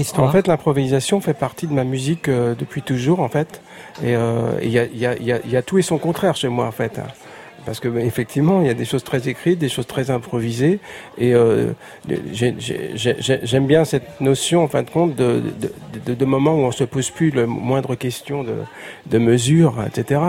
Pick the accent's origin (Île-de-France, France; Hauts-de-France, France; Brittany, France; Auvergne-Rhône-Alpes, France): Île-de-France, France; Paris; j'étais breton de Paris